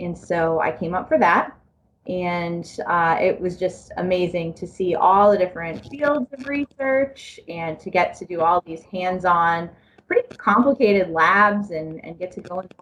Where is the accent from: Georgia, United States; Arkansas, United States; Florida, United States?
Florida, United States; South; I was born and raised in South Florida